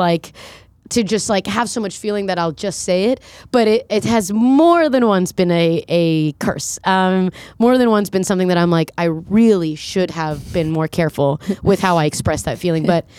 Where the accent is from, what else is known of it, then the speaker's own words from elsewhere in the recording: Fort Lauderdale, Florida, United States; also born or lived in Colombia; now in New York, United States; Yeah, I was born in Colombia, and then we immigrated here on like political immunity when I was three to South Florida.